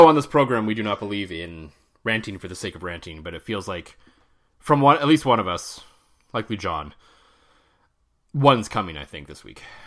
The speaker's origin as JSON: {"language": "English", "region": "Ontario", "country": "Canada", "tie": "born or raised there", "moved": "yes", "said": "both you and I grew up in Ontario"}